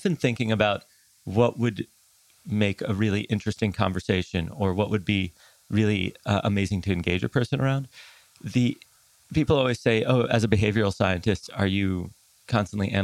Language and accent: English; New York City, New York, United States; also born or lived in Tel Aviv, Israel (summers)